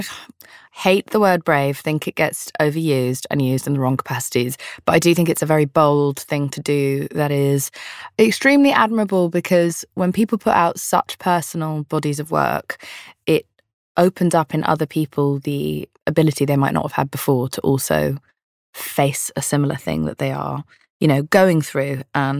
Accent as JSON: {"language": "English", "region": "London", "country": "United Kingdom", "said": "I'm from London. It's also old here."}